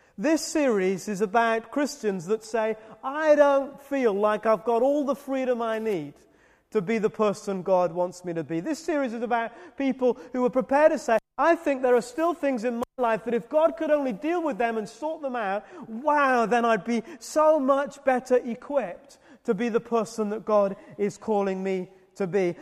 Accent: United Kingdom; I'm British

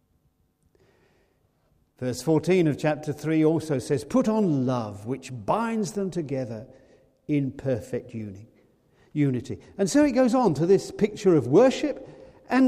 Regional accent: United Kingdom; We're British

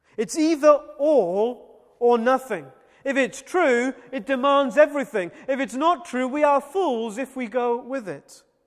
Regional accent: Wales, United Kingdom; as a Welshman

